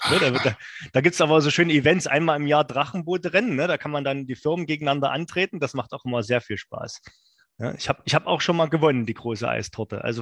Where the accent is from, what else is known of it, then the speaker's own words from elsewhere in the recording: East Germany, Germany; als Ostdeutscher weiß man, dass ich bin viel RZ 85 gefahren, als Kind auch in letzter Zeit äh, das ist das, das Paddelboot der, der DDR.